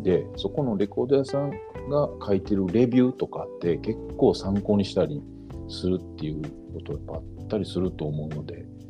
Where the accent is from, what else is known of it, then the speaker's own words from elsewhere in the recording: Kobe, Hyogo, Japan; now in Ashiya, Japan; 出身は神戸なんですけど